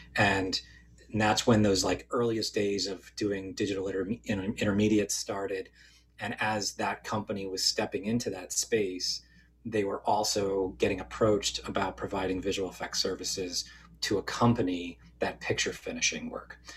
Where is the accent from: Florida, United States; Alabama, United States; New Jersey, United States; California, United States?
New Jersey, United States; central northern; moved away as an adult; also born or lived in Philadelphia; I grew up in kind of central northern New Jersey